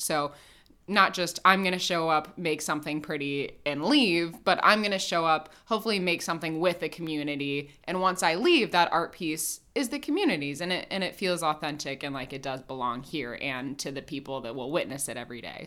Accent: Indianapolis, Indiana, United States; I grew up in Indianapolis

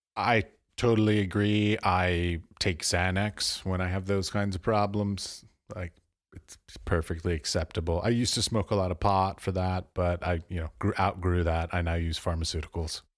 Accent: United States; moved away as an adult; also born or lived in Europe; I was born and raised in America

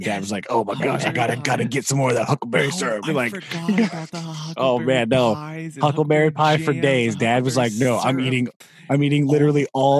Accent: Missouri, United States; we're from Missouri.

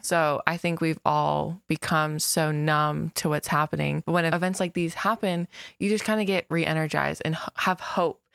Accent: West Melbourne, Florida, United States; I've, I've lived there pretty much, gosh, my whole life, too

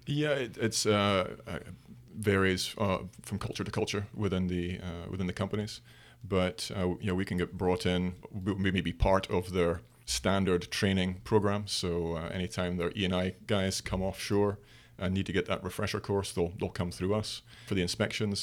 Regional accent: Aberdeen, Scotland, United Kingdom; moved away; we're both from Aberdeen, in Scotland. My, the, the, the, uh, Piper Alpha Memorial Gardens are, are about two miles from my parents' home

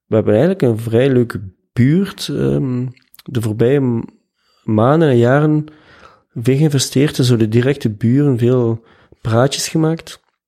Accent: Ghent, Flanders, Belgium; Ik ben van Gent. Geboren en getogen.

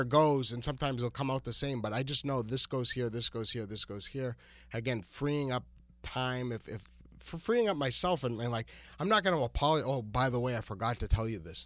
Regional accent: New Hampshire, United States; born or raised there; moved away

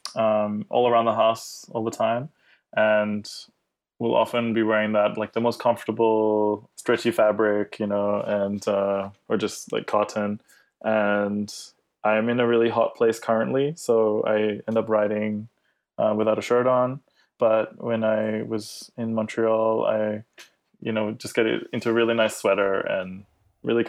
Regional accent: Australia; I grew up in Australia as well

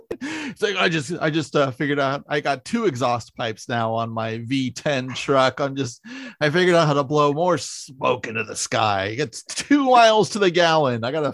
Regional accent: San Francisco, California, United States; now in Los Angeles, United States; I'm from San Francisco.

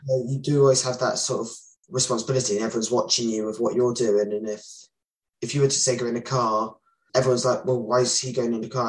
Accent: Somerset, South West England, United Kingdom; I'm from Somerset and I'm in year 10.

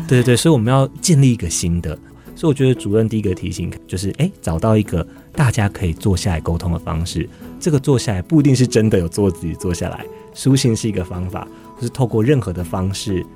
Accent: Taiwan; 我们台湾人

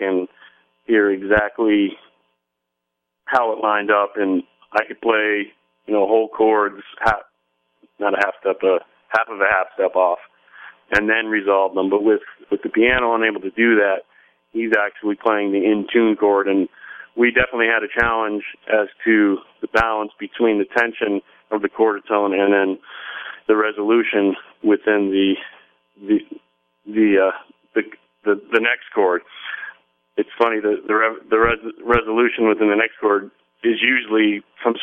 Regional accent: Scranton-Wilkes-Barre area, Pennsylvania, United States; I'm from the Scranton-Wilkes-Barre area

